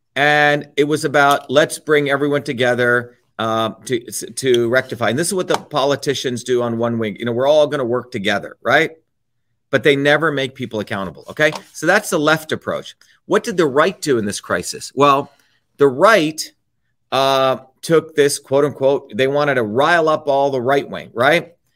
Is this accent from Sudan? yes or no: no; India; moved away; when I was growing up in India